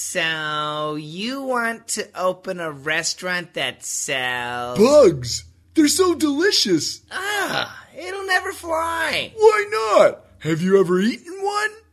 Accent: Wisconsin, United States; I grew up in Wisconsin

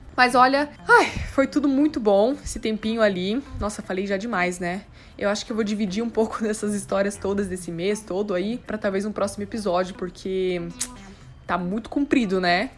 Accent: South Region, Brazil; now in São Paulo, Brazil; eu volto para casa em dezembro, para casa, no caso, lá no sul

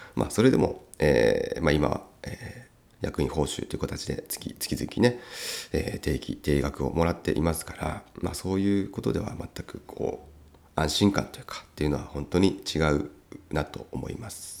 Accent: Uonuma, Niigata, Japan; 魚沼の私の出身ですね

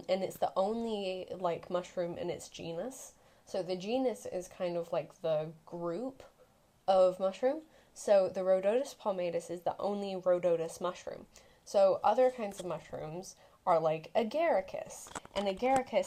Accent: Woodbridge, East of England, United Kingdom; born or raised there; also born or lived in Liverpool; now in Beaverton, United States

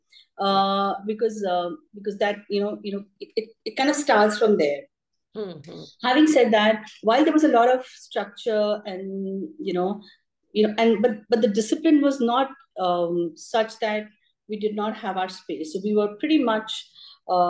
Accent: Mumbai, Maharashtra, India; I grew up in Bombay. So my parents moved from Delhi to Bombay just when I was born

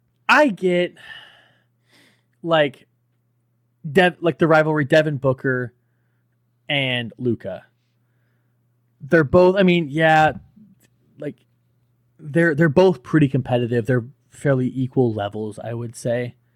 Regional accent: Cuba; I'm from Cuba. I don't really watch baseball, but I like my country, so I'm going to pay attention.

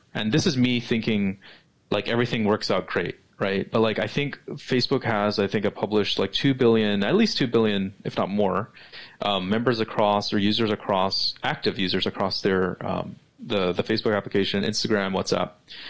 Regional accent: West Coast, United States; I'm West Coast centric, right? I'm American, so like even though I travel, my life primarily is in the United States

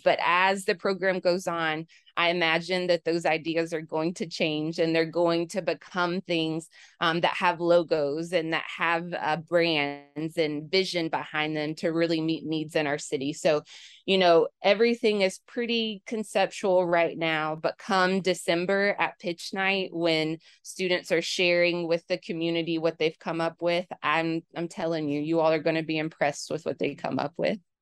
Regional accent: Knoxville, Tennessee, United States; also born or lived in Cookeville, Tennessee; now in Memphis, United States; I'm a Knoxville native

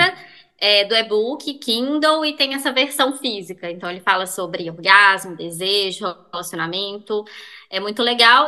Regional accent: Belo Horizonte, Minas Gerais, Brazil; eu sou de BH mesmo, nasci em BH

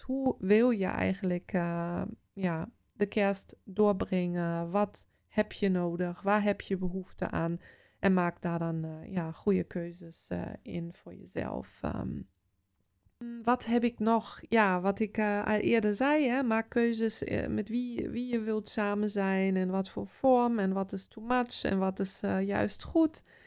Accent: Osterode am Harz, Lower Saxony, Germany; Dutch is a second language; now in Netherlands; in het dorp of de stad waar ik vandaan kom, Oosterode

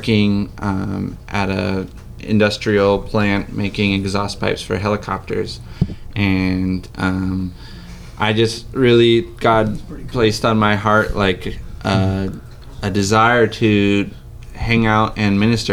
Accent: Tanzania; moved away; I grew up in Tanzania

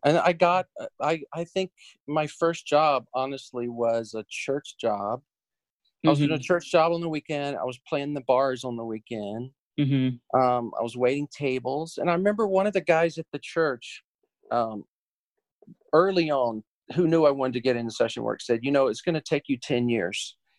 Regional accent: the South, United States; here I am from the South and kind of green

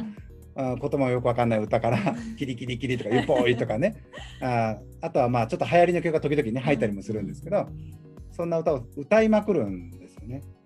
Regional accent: Osaka, Japan; 僕は大阪ですから

